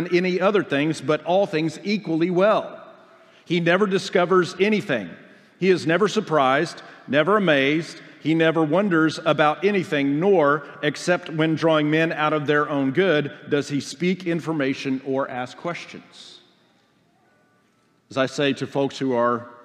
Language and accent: English; Oklahoma, United States; moved away as an adult; I'm from Oklahoma.